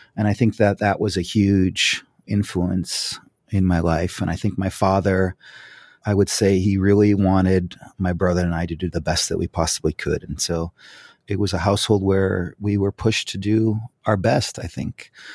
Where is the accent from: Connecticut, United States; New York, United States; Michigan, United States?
New York, United States; Fairport; now in Pasadena, United States; I grew up in a small town called Fairport. It's outside of Rochester, New York